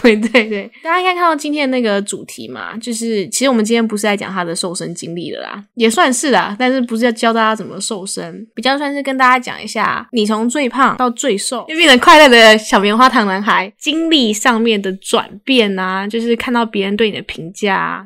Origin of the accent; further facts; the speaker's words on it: Taiwan; 我个人认为台湾的，就是教育下，应该说我们长大的环境